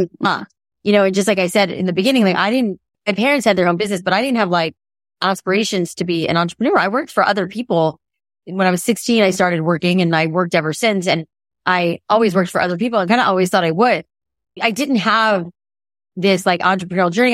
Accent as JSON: {"language": "English", "region": "South Florida", "country": "United States", "tie": "born or raised there", "said": "growing up in South Florida"}